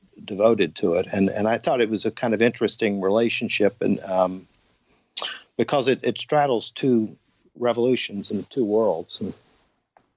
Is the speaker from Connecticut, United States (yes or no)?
no; Atlanta, Georgia, United States; moved away as an adult; also born or lived in Savannah / San Francisco / New York City / Paris; I'm from Atlanta, where I'm living now